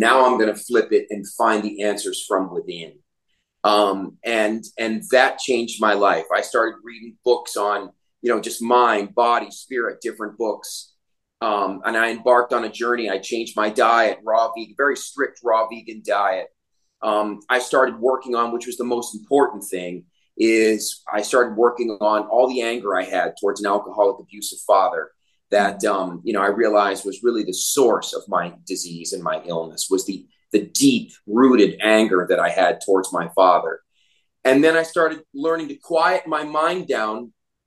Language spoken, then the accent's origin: English; Naples, Florida, United States; moved away as an adult; also born or lived in Atlanta; now in Costa Rica; I'm here in Naples, where I grew up here in Naples, Florida.